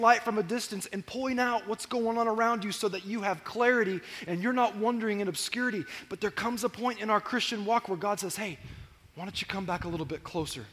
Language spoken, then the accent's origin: English; Corona, California, United States; I grew up in Corona, and there was an old golf course on the other side of Corona in North Corona